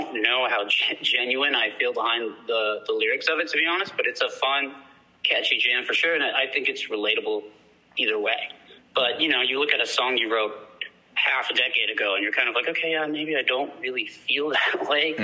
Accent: Austin, Texas, United States; I am from Austin, Texas

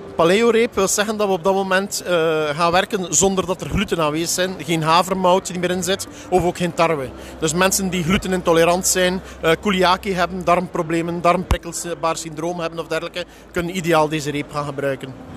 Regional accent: Belgium; Ik kom eh, uit België

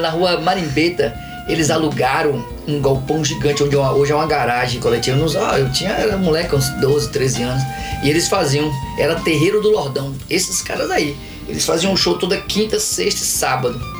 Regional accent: Itabuna, Bahia, Brazil; moved away as an adult; also born or lived in São Paulo / San Diego / Las Vegas; now in Portland, United States; Aí eu vivi minha vida inteira aqui, né? Eu sou itabunense

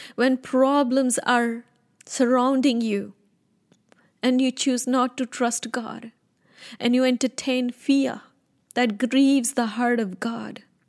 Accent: Punjab, India; moved away; I was born in India, North India. I'm a Punjabi

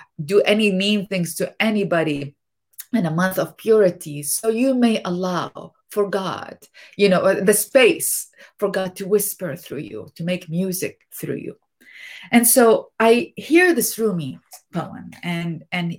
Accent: Iraq; moved away; as a youngster growing up in Iraq

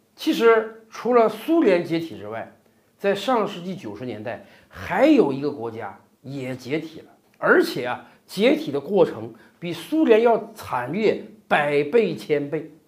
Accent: China; 我们中国人民

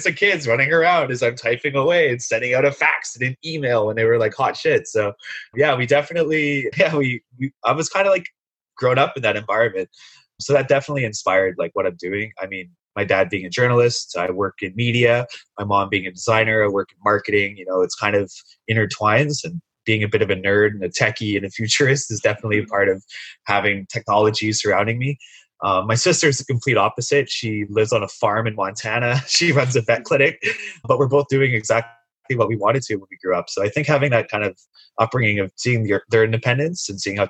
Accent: Sunshine Coast, British Columbia, Canada; now in Vancouver, Canada; growing up on the Sunshine Coast, my parents were both telecommuters

